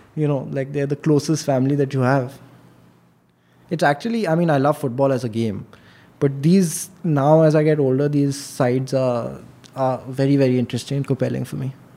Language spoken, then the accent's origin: English; Delhi, India; I am born and brought up in Delhi.